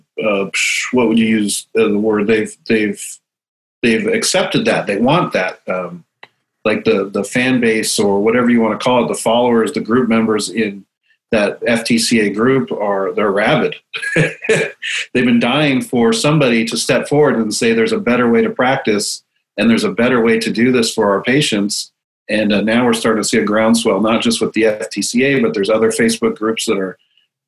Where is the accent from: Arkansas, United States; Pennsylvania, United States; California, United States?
California, United States; San Luis Obispo; moved away as an adult; now in Portland, United States; I am hailing from San Luis Obispo, California, but fighting out of Portland, Oregon